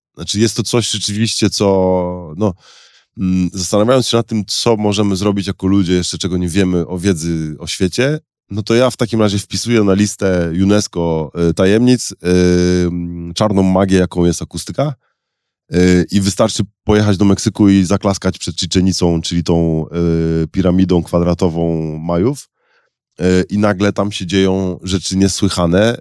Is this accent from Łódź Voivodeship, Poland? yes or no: no; Szczecin, West Pomeranian Voivodeship, Poland; chociaż sama moja rodzina jest trochę z Wilna, trochę z Lwowa, to urodziłem się w Szczecinie